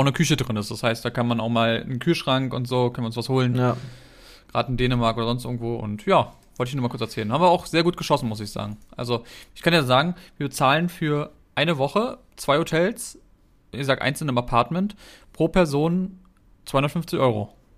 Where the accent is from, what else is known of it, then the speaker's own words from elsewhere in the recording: Germany; bei uns in Deutschland